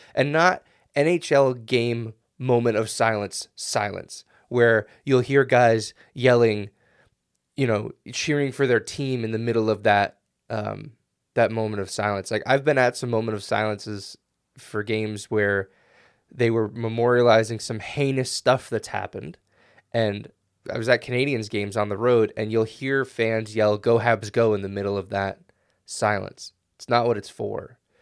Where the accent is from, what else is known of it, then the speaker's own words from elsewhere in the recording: United States; I'm an American